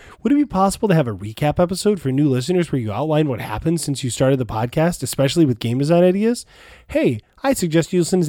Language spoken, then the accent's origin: English; Bavaria, Germany; English is a second language; By the way, I'm from Germany, Bavaria. I live in a small town near the border of Austria.